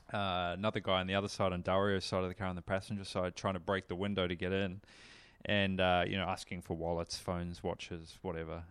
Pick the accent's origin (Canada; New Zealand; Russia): New Zealand; moved away; I come from New Zealand